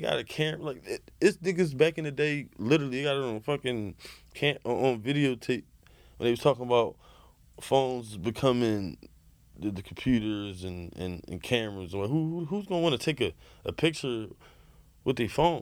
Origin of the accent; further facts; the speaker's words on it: United States; being American